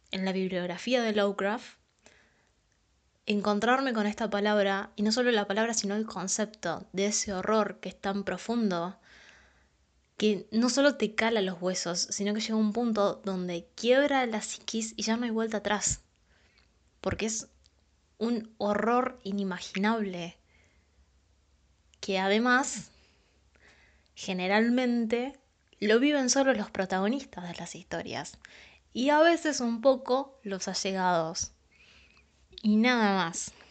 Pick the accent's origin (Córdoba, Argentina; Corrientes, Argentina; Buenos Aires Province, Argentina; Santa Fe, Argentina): Buenos Aires Province, Argentina; San Pedro; now in San Luis, Argentina; tengo 24 años y soy de Argentina, de San Pedro, Buenos Aires, puntualmente. En la actualidad vivo en la ciudad de San Luis.